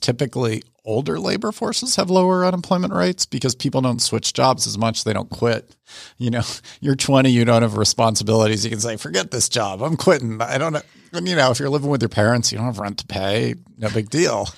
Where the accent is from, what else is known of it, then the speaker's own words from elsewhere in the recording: Fairfax County, Northern Virginia, United States; also born or lived in Washington, D.C.; now in Atlanta, United States; more grew up in Fairfax County, but, uh, Northern Virginia.